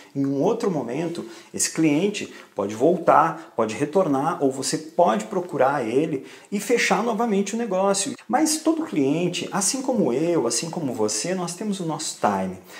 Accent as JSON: {"language": "Portuguese", "country": "Brazil", "tie": "born or raised there", "moved": "as an adult", "lives_now": "Portugal", "said": "morei a vida inteira no Brasil"}